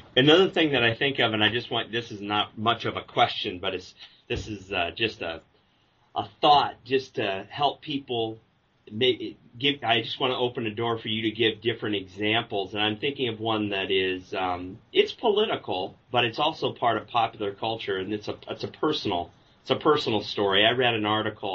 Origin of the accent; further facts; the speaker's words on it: Omaha, Nebraska, United States; I grew up in Omaha, Nebraska